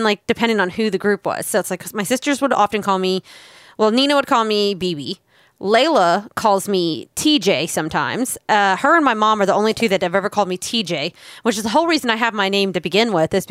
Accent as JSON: {"language": "English", "town": "Winter Park", "region": "Florida", "country": "United States", "tie": "born or raised there", "said": "Rollins College in my hometown"}